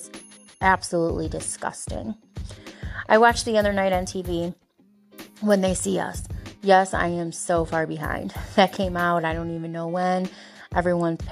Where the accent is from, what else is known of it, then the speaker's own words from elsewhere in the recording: Bellevue, Ohio, United States; And I come from a small town. I'm from Bellevue, Ohio.